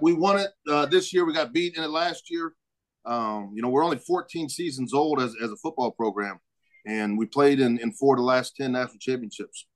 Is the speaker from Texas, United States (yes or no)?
no; Omaha, Nebraska, United States; also born or lived in Northwest Missouri State; I'm originally from Omaha